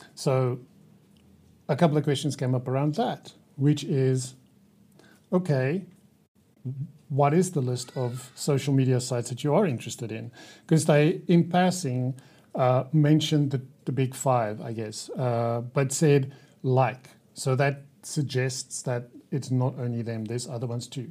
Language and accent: English; South Africa; I'm from South Africa.